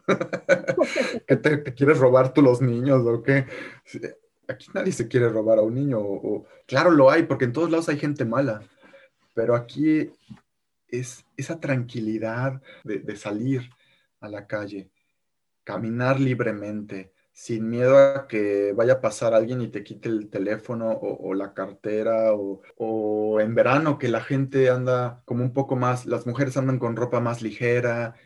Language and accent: Spanish; Mexico; moved away as an adult; now in Germany; cuando voy estoy con mi chip mexicano, digo yo, y manejo como mexicano